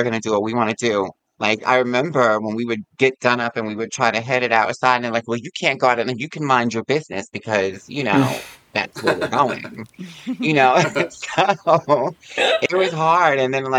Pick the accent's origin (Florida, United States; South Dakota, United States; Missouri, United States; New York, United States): New York, United States; Yonkers; I'm from Yonkers, so I would come into the city